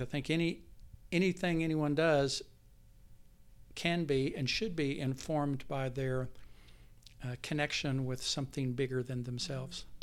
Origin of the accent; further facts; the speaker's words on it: Texas, United States; moved away as an adult; also born or lived in Enid, Oklahoma / Lubbock, Texas / San Antonio, Texas; now in Oklahoma City, United States; I grew up mostly in Texas. I met my wife, Dana, in high school in Lubbock, Texas.